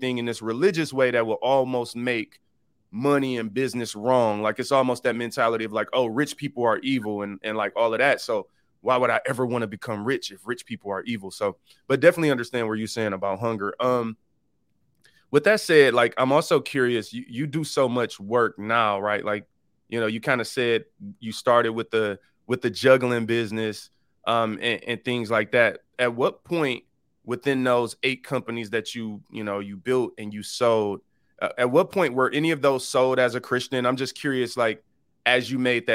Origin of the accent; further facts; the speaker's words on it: Detroit, Michigan, United States; I grew up in a typical inner city in Detroit